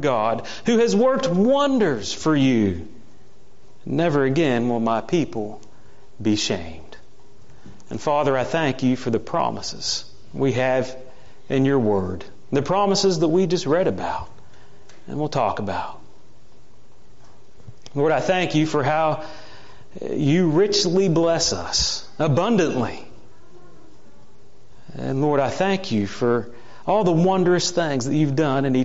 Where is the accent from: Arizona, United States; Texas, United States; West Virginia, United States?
West Virginia, United States; Morgantown; the town I grew up in Morgantown, West Virginia